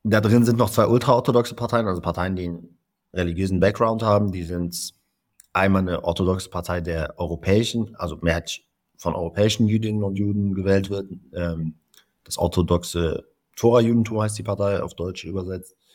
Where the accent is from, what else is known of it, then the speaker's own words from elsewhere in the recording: Palestine; ich bin Palästinenser mit israelischer und deutscher Staatsbürgerschaft.